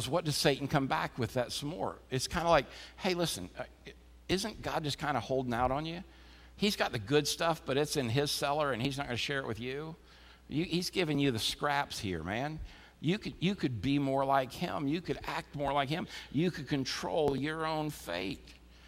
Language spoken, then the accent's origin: English; Florida, United States; as a kid, growing up in Florida